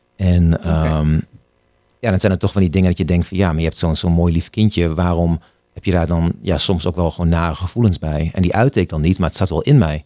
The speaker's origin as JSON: {"language": "Dutch", "town": "Hengelo", "region": "Overijssel", "country": "Netherlands", "tie": "born or raised there", "also_born_or_lived": "Amsterdam, Netherlands", "moved": "as an adult", "lives_now": "San Francisco, United States", "said": "ik ben toen op mijn 18e inderdaad, eh, ben ik weggegaan uit Hengelo om te gaan studeren in Amsterdam"}